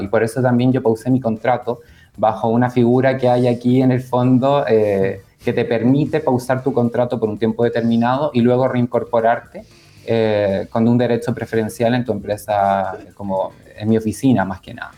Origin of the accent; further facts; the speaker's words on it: Chile; now in Canary Islands, Spain; cuando tenía 10 años mi, mamá en el fondo dijo, tengo que acercar a mis hijos a la cultura chilena, así que nos mudamos